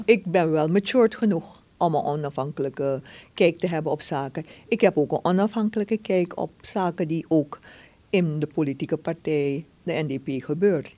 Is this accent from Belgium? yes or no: no; Suriname; zijn we Surinamers